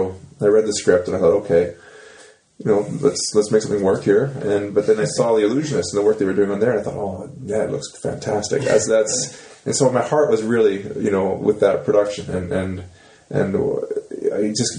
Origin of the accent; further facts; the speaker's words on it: Saskatchewan, Canada; moved away as an adult; growing up in Saskatchewan and going to high school